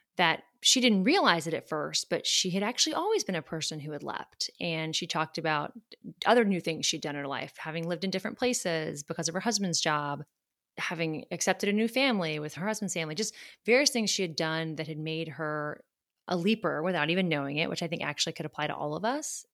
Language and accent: English; Charleston, South Carolina, United States; moved away as an adult; also born or lived in Georgia / Washington, District of Columbia, United States; I grew up in Charleston, South Carolina